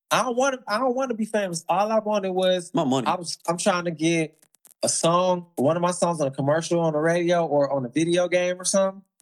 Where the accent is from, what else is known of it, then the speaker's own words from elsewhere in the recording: the South, United States; look, I'm talking about I'm I'm already reckless because I'm from South.